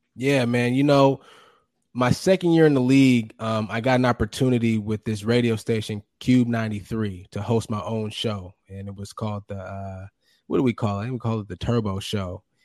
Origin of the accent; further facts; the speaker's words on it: Fremont, California, United States; moved away as an adult; also born or lived in Logan, Utah; my hometown. Grew up in Fremont, California